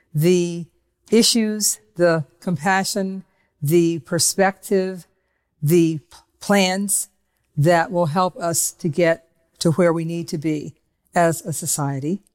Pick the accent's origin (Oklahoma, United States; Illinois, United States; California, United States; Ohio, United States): Ohio, United States; Cleveland; I was growing up in Cleveland, Ohio